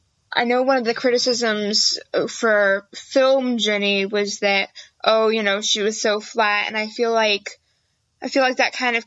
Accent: United States; accent: American; my accent being American

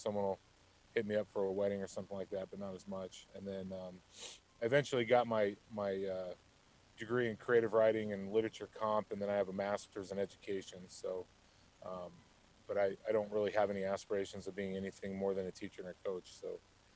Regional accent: Tucson, Arizona, United States; So I was born and raised in Tucson, Arizona. It's where I still live

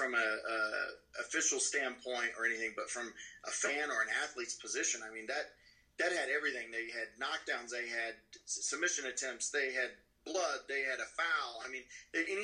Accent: Illinois, United States; I was born and raised in Illinois

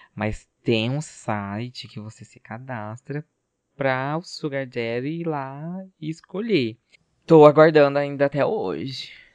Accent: Brazil; a gente é brasileiro

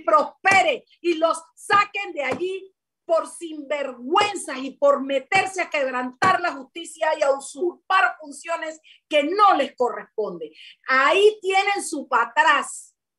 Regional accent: Panama; como panameña

